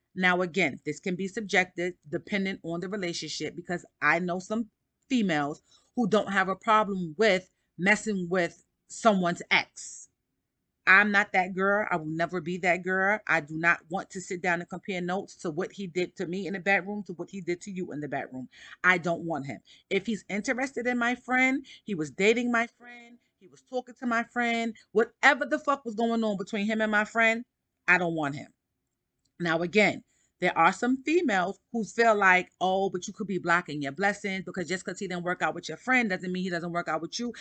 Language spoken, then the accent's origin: English; New York City, New York, United States; I'm from Harlem